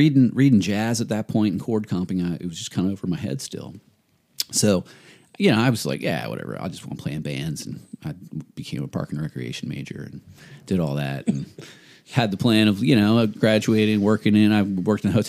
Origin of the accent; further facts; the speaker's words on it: Northern Virginia, United States; was a big baseball player growing up in Northern Virginia